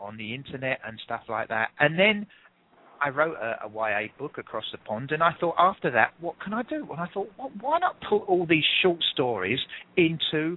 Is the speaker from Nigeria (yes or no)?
no; England, United Kingdom; accent: English; I'm English.